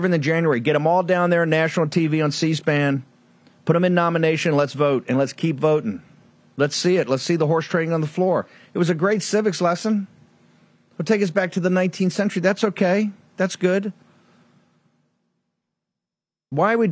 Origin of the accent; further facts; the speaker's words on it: Norfolk, Virginia, United States; coming from Norfolk, Virginia, being born there.